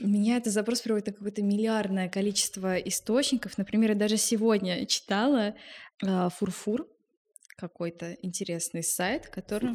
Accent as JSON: {"language": "Russian", "region": "Moscow", "country": "Russia", "tie": "born or raised there", "said": "И я родилась в Москве и росла вместе с бабушкой и дедушкой"}